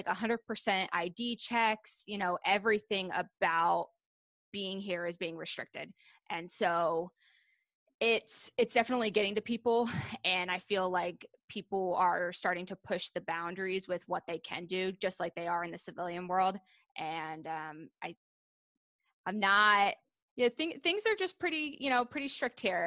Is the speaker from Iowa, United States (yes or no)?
no; Pennsylvania, United States; moved away as an adult; now in New Jersey, United States; I'm actually from Pennsylvania originally.